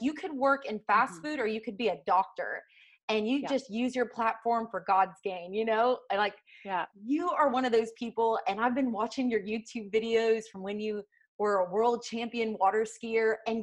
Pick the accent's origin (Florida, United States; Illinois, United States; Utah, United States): Florida, United States; Winter Haven; I grew up near Cypress Gardens, which is now Legoland